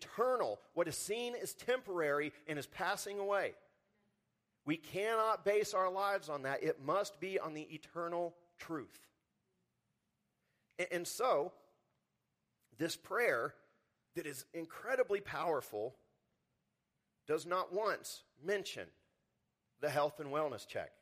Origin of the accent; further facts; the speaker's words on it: Texas Panhandle, United States; moved away as an adult; also born or lived in Spokane, Washington; I grew up in the Texas panhandle where the wind blows constantly.